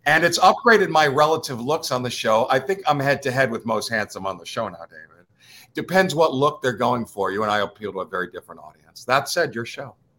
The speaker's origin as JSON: {"language": "English", "country": "United States", "accent": "East Coaster", "said": "I'm a New Yorker, New Jersey-er"}